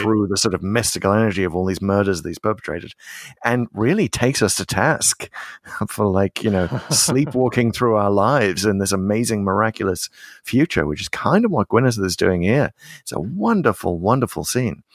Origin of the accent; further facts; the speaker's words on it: United Kingdom; as a British person